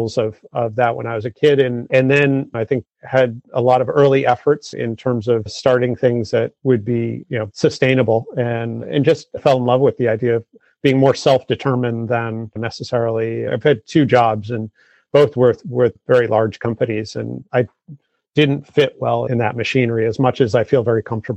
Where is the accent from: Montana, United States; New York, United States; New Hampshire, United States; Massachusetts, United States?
Massachusetts, United States; I grew up in Massachusetts